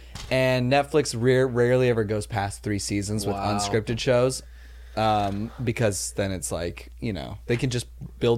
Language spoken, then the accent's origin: English; Los Angeles, California, United States; I grew up like in Chatsworth, California.